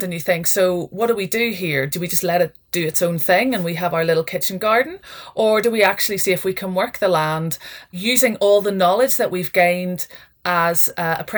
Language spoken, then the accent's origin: English; Northern Ireland, United Kingdom; moved away as an adult; now in Scotland; my background is I grew up in Northern Ireland.